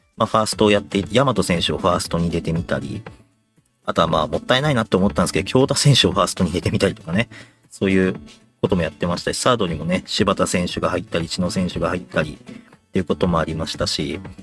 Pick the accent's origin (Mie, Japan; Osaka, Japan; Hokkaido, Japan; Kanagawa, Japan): Kanagawa, Japan; Yokohama; 僕、親父も僕、まあ、横浜出身なんですけども